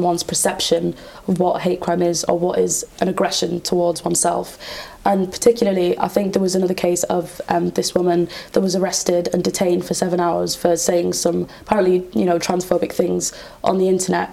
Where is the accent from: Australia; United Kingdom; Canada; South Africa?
United Kingdom; I am British